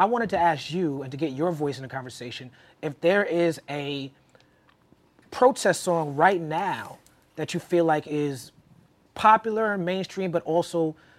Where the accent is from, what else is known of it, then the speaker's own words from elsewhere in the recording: New York City, New York, United States; me being a black kid growing up in Brooklyn